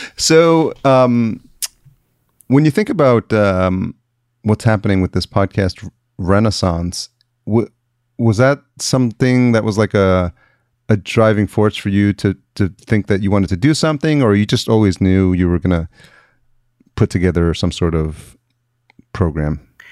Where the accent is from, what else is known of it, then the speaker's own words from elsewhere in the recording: Yonkers, New York, United States; moved away as an adult; also born or lived in East Village, New York City; now in Los Angeles, United States; I grew up in Yonkers